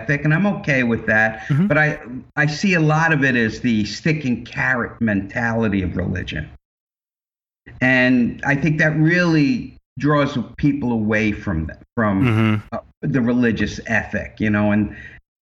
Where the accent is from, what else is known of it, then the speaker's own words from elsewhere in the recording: Long Island, New York, United States; also born or lived in Brooklyn, New York; I was born in Brooklyn at a very early age. And I grew up on Long Island